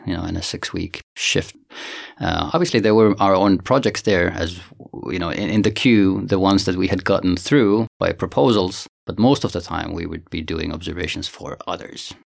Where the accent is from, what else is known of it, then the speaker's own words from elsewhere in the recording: Finland; moved away as an adult; also born or lived in Santiago, Chile / Boston, United States; now in South Africa; I'm originally from Finland